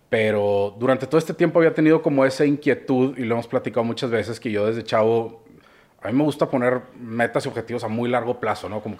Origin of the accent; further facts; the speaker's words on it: Monterrey, Nuevo León, Mexico; Eh, yo soy de Monterrey, de toda la vida.